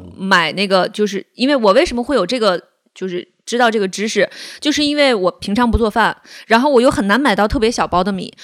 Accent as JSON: {"language": "Chinese", "region": "northern China", "country": "China", "also_born_or_lived": "Beijing", "said": "因为我就是北方人，我不喜欢吃米"}